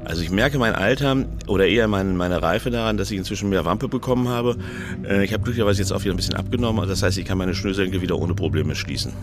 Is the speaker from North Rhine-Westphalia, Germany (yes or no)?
yes; North Rhine-Westphalia, Germany; Ich komme aus Ostwestfalen, da wo die ganzen ähm, Holzwürmer wohnen